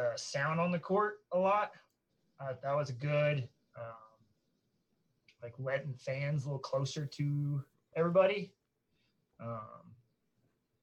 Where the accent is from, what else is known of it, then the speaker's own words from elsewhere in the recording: north of Dallas-Fort Worth area, Texas, United States; grew up north of Dallas-Fort Worth area